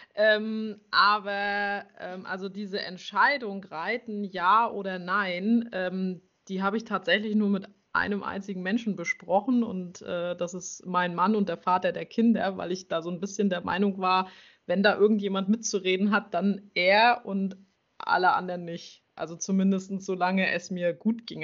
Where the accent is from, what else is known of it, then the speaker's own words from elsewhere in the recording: near Schwerin, Mecklenburg-Vorpommern, Germany; ich komme aus Mecklenburg-Vorpommern in der Nähe von Schwerin